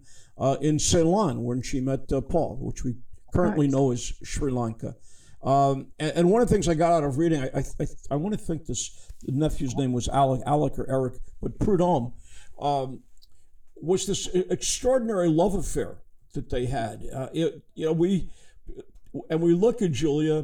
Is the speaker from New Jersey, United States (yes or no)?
no; New York City, New York, United States; now in Paris, France; I come from a Brooklyn Jewish family